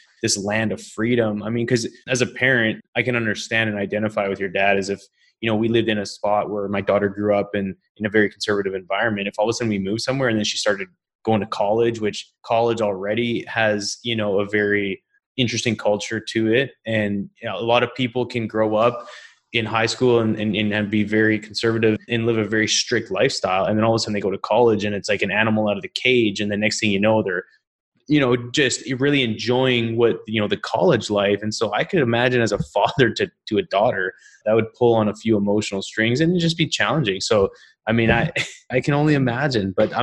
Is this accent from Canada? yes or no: yes; British Columbia, Canada; also born or lived in Calgary, Canada; now in Houston, United States; I grew up in British Columbia